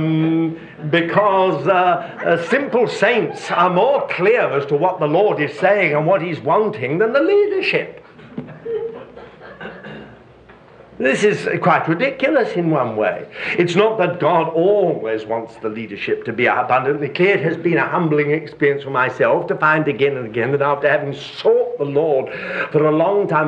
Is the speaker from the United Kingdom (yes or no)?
yes; United Kingdom; moved away as an adult; I was brought up in Britain where there are millions of sheep. And I now live in another part of the world where there are sheep everywhere